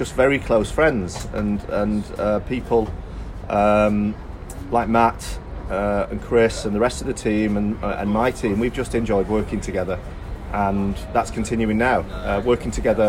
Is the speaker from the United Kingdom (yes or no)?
yes; Eccles, North West England, United Kingdom; I'm from Eccles.